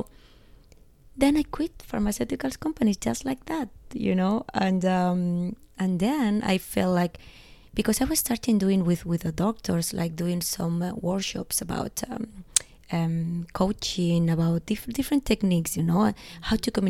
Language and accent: English; Spain; English is a second language; also born or lived in Los Angeles; now in Barcelona, Spain; I'm from Spain